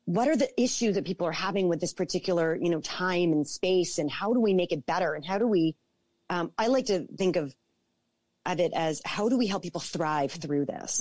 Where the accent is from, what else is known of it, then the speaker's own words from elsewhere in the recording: Toronto, Ontario, Canada; I born and raised in Toronto